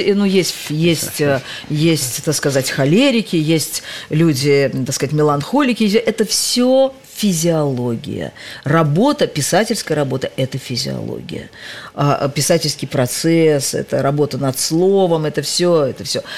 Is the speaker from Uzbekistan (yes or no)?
yes; Tashkent, Uzbekistan; moved away as an adult; это только город моего детства, юности, молодости, первого неудачного брака